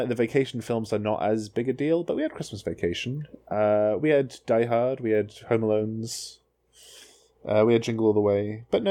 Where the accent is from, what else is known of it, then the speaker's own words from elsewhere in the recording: United Kingdom; I'm from Brexit.